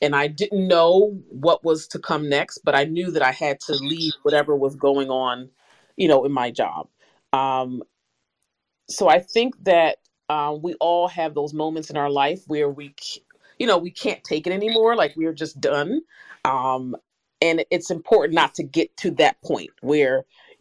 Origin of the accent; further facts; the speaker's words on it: Philadelphia, Pennsylvania, United States; now in New Jersey, United States; I'm originally from Philadelphia, Pennsylvania, now in New Jersey